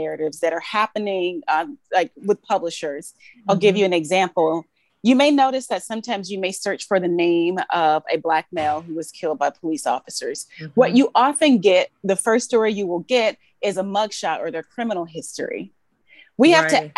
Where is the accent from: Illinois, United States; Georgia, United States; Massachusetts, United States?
Georgia, United States; moved away as an adult; also born or lived in Alabama; now in New York, United States; I was born in Alabama, Grew up in Georgia